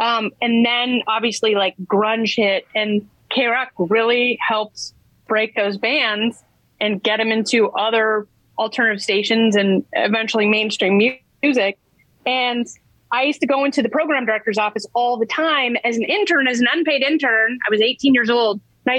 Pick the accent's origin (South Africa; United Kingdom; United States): United States; Lake Oswego, Oregon; moved away as an adult; also born or lived in Los Angeles; when I grew up in Lake Oswego, Oregon